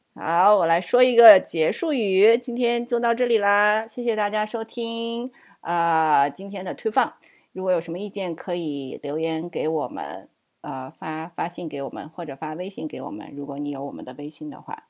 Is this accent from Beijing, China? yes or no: no; Suzhou, Jiangsu, China; also born or lived in Shijiazhuang; now in United States; 我小时候是在石家庄，很小的时候。然后后来我爸那个要转业了嘛，然后我们就回到苏州